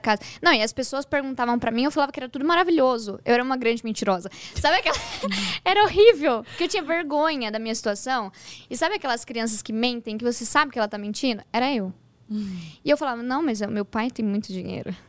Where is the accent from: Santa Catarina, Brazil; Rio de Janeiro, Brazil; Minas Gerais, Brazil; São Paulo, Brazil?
São Paulo, Brazil; Hortolândia; also born or lived in São Bernardo do Campo / Sumaré / Campinas; Eu nasci em São Bernardo do Campo, mas eu cresci no interior de São Paulo, uma cidade chamada Hortolândia